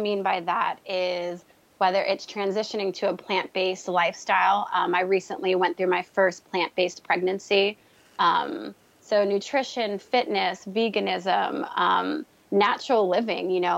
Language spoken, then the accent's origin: English; Tampa, Florida, United States; moved away as an adult; also born or lived in New York; now in London, United Kingdom; moved to Florida when I was 10. So I say I was raised here. Florida is my home